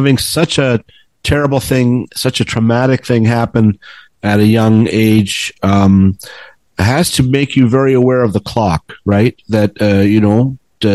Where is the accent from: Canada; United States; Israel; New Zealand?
Canada; Toronto, Ontario; I grew up in the West End of Toronto in Etobicoke